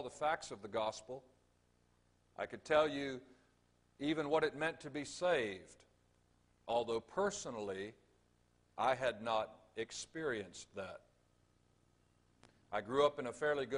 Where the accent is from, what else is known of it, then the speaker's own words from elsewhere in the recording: Jacksonville, Florida, United States; also born or lived in Georgia; now in Orlando, United States; Originally, I'm from Jacksonville, Florida